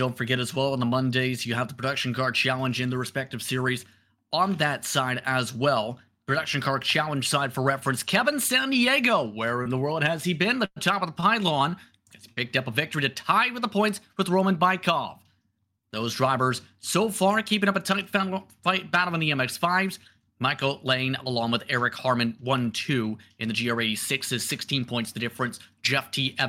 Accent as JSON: {"language": "English", "town": "Windsor", "region": "Ontario", "country": "Canada", "said": "Because, for full disclosure, I'm from Windsor, Detroit area."}